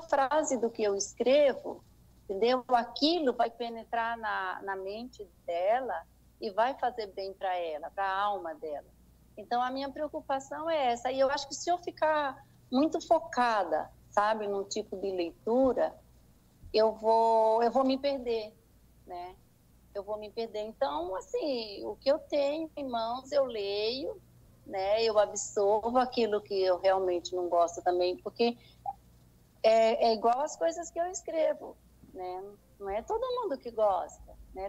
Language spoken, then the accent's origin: Portuguese; Senhor do Bonfim, Bahia, Brazil; foi na cidade de Senhor do Bonfim, onde eu fui criada